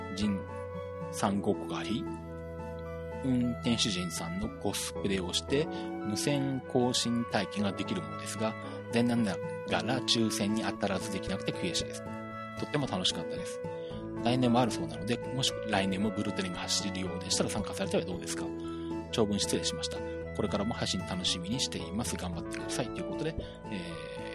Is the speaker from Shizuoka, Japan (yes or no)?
yes; Shizuoka, Japan; 地元の静岡県内